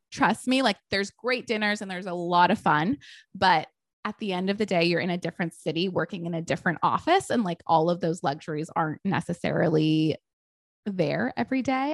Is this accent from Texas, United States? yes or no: yes; Texas, United States; also born or lived in Connecticut; now in Los Angeles, United States; I was born in Connecticut, but I was brought up in Texas